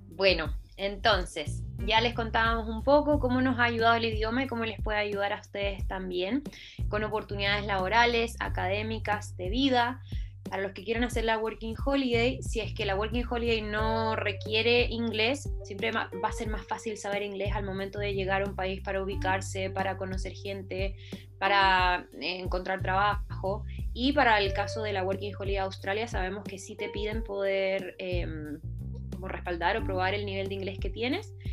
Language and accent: Spanish; Santiago, Santiago Metropolitan Region, Chile; Soy chilena, soy de Santiago